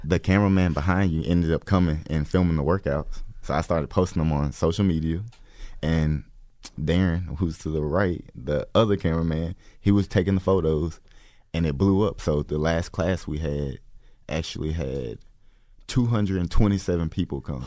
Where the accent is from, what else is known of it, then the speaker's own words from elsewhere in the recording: Atlanta, Georgia, United States; Atlanta, Georgia